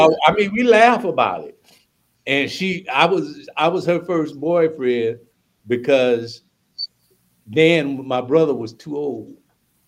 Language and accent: English; St. Louis, Missouri, United States; moved away; also born or lived in St. Paul, Minnesota; I'm from St. Louis, Missouri